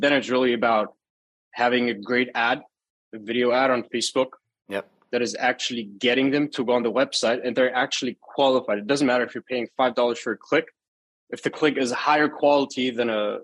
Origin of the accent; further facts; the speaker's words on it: Germany; I was born and raised in Germany, lived all my life in Germany